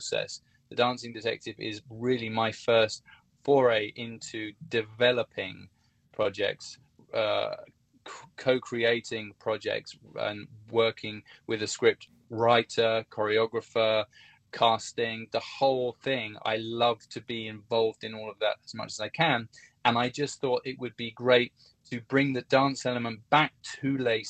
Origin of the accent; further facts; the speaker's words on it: Hertfordshire, East of England, United Kingdom; also born or lived in London; From Hertfordshire